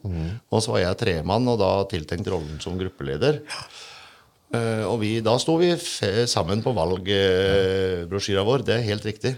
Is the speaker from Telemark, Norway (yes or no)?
yes; Sannidal, Telemark, Norway; jeg er jo sandgalsgutt